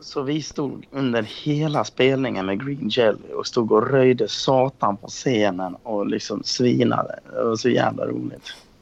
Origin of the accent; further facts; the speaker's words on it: Dalarna County, Sweden; moved away; När jag var här hemma i Dalarna.